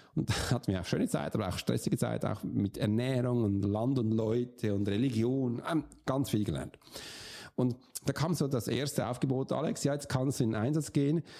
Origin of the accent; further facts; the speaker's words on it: Switzerland; bei uns in der Schweiz